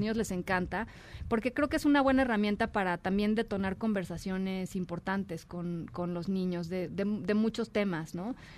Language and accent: Spanish; Mexico; somos los mexicanos